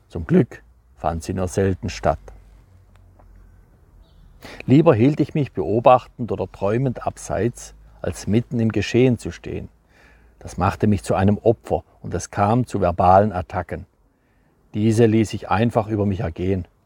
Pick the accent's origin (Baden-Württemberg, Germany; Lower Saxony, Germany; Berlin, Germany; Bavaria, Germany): Baden-Württemberg, Germany; Neustadt; also born or lived in Freiburg; so bin ich auf die Welt gekommen, in Fribourg und dann aufgewachsen in Roderberg, auf dem Kernerhof vor der Bergischen, kleiner Ortsteil von in Neustadt, der kleinste überhaupt.